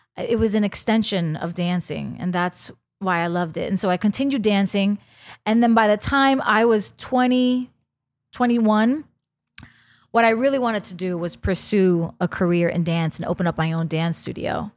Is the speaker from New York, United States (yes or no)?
yes; New York City, New York, United States; I grew up in the Bronx, um, on Castle Hill